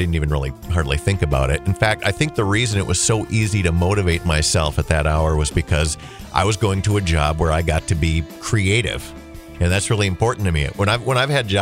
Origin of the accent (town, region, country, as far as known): Holly, United States; born or raised there